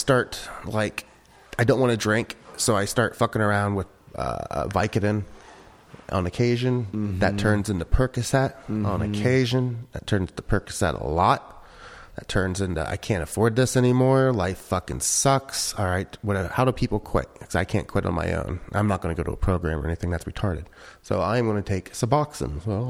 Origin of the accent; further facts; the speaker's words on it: Midwest, United States; I'm from the Midwest, so like we're fairly polite up there.